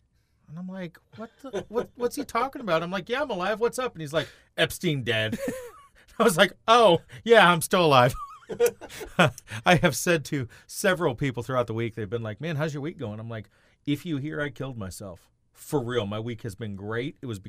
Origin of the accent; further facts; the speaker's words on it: Southern Tennessee, United States; moved away; I'm from Southern Tennessee.